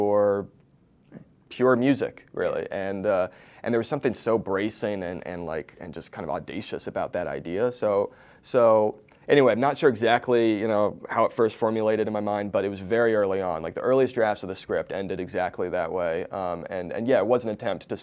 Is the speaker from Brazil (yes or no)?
no; East Coast, United States; moved away as an adult; now in Los Angeles, United States; I live in LA now, but I grew up on the East Coast